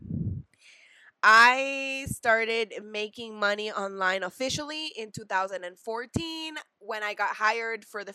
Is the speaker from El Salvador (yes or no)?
yes; El Salvador; I'm from El Salvador